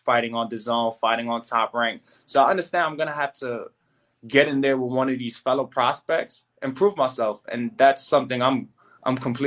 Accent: New York City, New York, United States; growing up in the Bronx

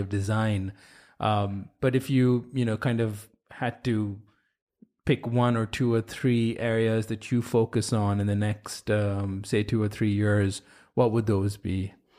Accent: India; moved away; I grew up in India

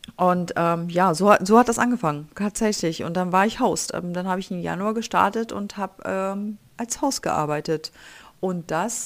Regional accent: Germany; moved away as an adult; now in United States; ich bin aus Deutschland

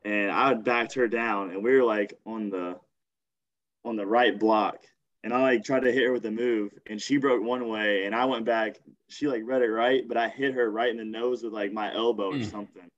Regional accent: Bowling Green, Kentucky, United States; also born or lived in West Virginia; Was born in West Virginia. Moved to Kentucky when I was like six. Grew up in Bowling Green, Kentucky

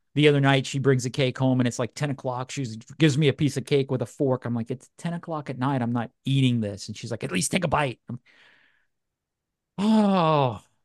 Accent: Louisiana, United States; now in Georgia, United States; I grew up in Louisiana

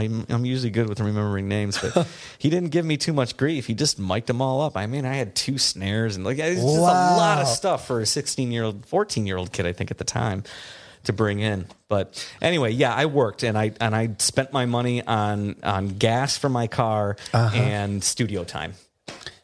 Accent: Midwest, United States; accent: Midwestern; Did my Midwestern accent come out?

